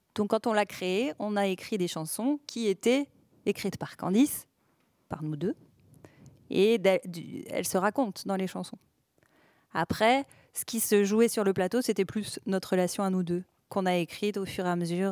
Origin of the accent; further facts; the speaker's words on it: Villeneuve-d'Ascq, Hauts-de-France, France; il y avait une grande communauté de ciganes à Villeneuve d'Ascq, là où j'ai grandi